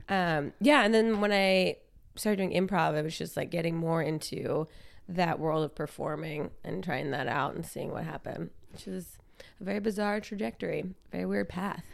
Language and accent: English; New Jersey, United States; moved away as an adult; also born or lived in Brooklyn, New York; I grew up in South Jersey, um, across the bridge from Philadelphia